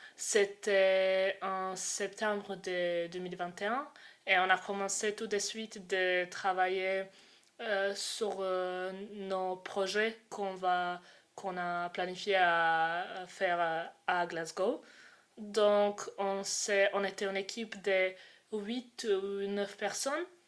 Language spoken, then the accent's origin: French; Croatia; moved away; j'ai 20 ans et je viens de Croatie